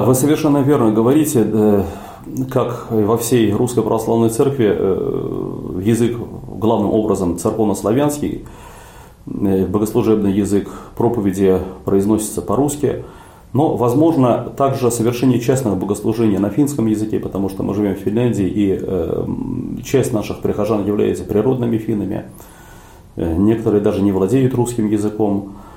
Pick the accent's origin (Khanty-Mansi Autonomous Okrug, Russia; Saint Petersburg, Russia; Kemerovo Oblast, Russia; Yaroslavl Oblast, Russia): Saint Petersburg, Russia; moved away as an adult; now in Helsinki, Finland; я родом из Петербурга, родился в Ленинграде